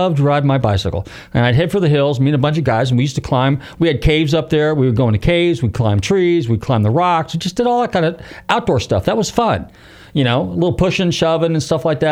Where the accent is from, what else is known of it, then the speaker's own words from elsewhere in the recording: San Rafael, California, United States; now in Florida, United States; I'm from Marin County